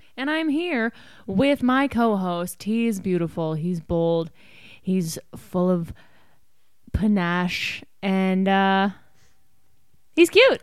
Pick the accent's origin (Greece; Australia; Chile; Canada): Canada; now in United States; we're Canadian.